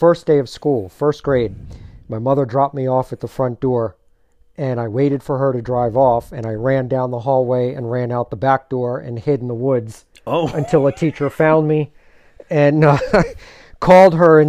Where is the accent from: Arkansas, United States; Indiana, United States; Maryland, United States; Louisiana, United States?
Maryland, United States; Silver Spring; also born or lived in Washington, D.C.; I was born in Washington, D.C., but grew up in Silver Spring.